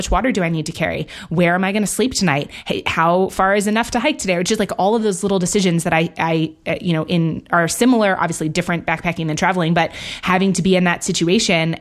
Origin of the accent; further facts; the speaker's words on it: New York City, New York, United States; I grew up in Manhattan.